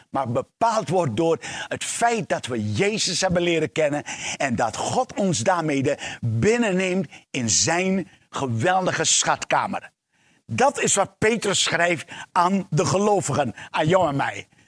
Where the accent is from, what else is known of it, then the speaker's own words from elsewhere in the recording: Suriname; Ik ben geboren en eh, opgegroeid in Suriname